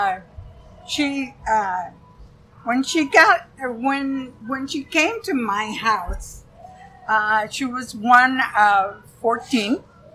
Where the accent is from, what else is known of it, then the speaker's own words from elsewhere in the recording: Iowa, United States; moved away; I come from Iowa, so I'm not afraid of farmers. We had a lot of farmers in Iowa.